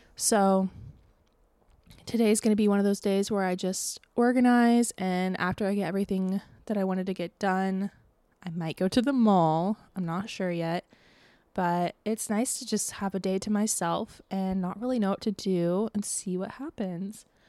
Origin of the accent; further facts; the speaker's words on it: Tampa, Florida, United States; moved away; my hometown